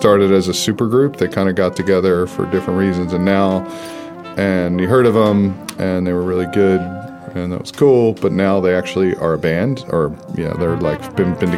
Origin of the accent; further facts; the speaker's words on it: Philadelphia, Pennsylvania, United States; now in New Zealand; growing up in Philly